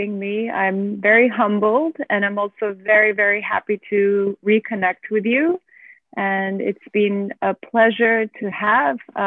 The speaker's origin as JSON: {"language": "English", "region": "Geneva", "country": "Switzerland", "tie": "born or raised there", "moved": "as an adult", "lives_now": "Abu Dhabi, United Arab Emirates", "said": "I was born and raised in Geneva, Switzerland. Of Turkish parents, and I have been living in Abu Dhabi for the last 15 years."}